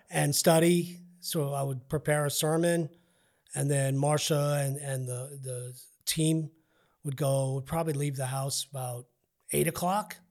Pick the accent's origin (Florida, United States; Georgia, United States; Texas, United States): Texas, United States; El Paso; I'm from Northeast